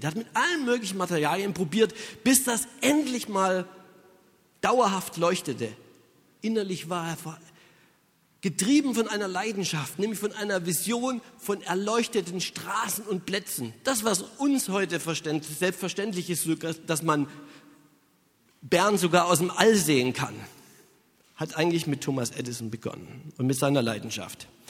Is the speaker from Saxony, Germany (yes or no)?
yes; Saxony, Germany; Ich stamme aus Sachsen und da, das ist in Ostdeutschland